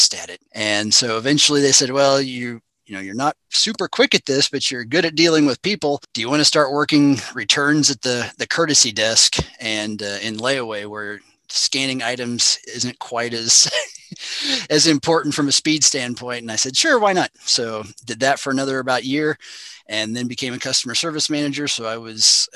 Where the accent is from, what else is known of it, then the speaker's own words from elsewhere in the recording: Burlington Junction, Missouri, United States; I'm originally from Burlington Junction. So I'm about 15 to 20 minutes northwest of Maryville